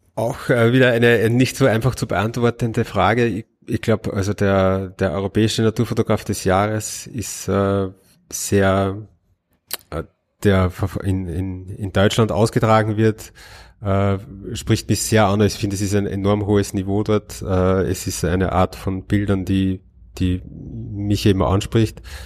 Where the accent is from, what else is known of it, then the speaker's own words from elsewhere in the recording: Linz, Upper Austria, Austria; Als Österreicher